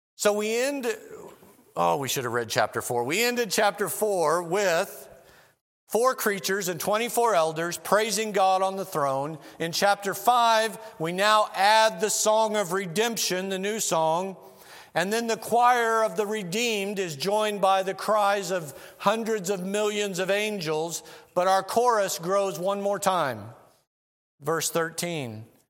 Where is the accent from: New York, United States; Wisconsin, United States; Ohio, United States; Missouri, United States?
Missouri, United States; moved away; I'm from Missouri originally